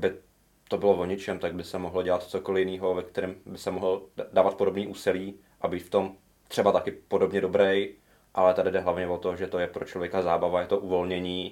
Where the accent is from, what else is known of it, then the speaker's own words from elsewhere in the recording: Ondřejov, Central Bohemian Region, Czechia; přesto jsem z vesnice, tak jsme hledali nějaký oddíl a hmm. nejbližší byl v Praze. Nebo nejbližší nějaký rozum byl v Praze protože já jsem z Ondřejova